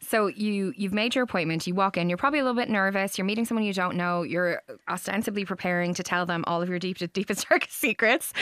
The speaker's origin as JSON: {"language": "English", "country": "Ireland", "said": "as Irish people"}